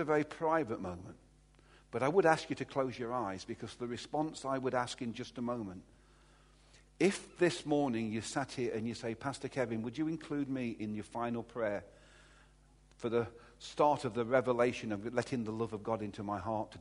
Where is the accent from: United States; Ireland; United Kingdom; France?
United Kingdom; Derby, East Midlands; I'm from Derby